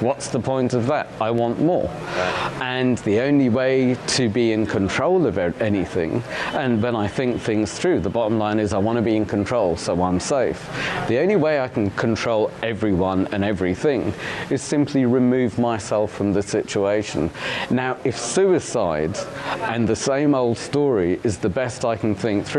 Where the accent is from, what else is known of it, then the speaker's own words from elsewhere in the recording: Uganda; now in United Kingdom; I'm a refugee from Uganda, and then we were smuggled out. We were on the death list to the UK.